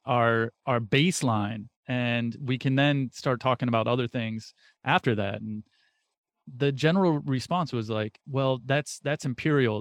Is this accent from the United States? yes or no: yes; United States; being an American born into this country